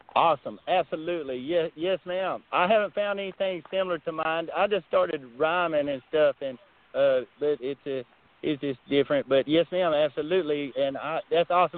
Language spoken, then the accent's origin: English; Texas, United States; I'm from Texas